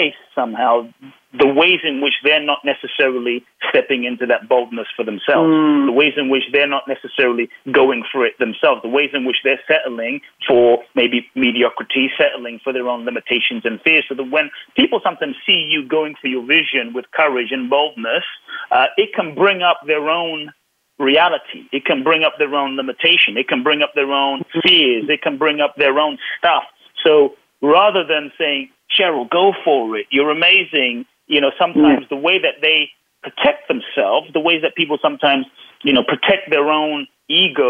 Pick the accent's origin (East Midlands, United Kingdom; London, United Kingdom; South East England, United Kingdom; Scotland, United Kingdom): London, United Kingdom; I grew up in London